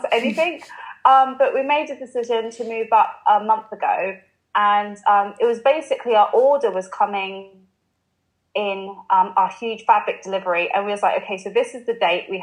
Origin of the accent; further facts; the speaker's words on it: London, United Kingdom; moved away as an adult; now in Liverpool, United Kingdom; I grew up in London, and I did really like, I love growing up in London